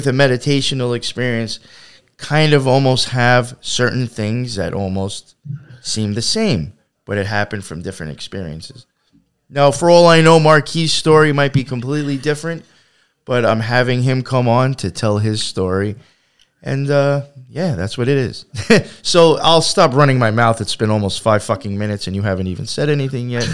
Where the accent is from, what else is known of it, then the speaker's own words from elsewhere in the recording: Long Island, New York, United States; now in New York City, United States; I grew up out in Long Island, and like, I remember as a kid, like, my life was very actually much surrounded by nature.